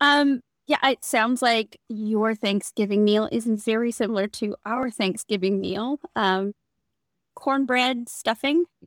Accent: the South, United States; we're from the South

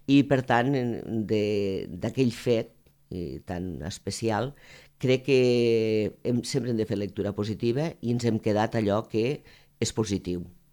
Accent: Balaguer, Catalonia, Spain; Jo sóc de Balaguer

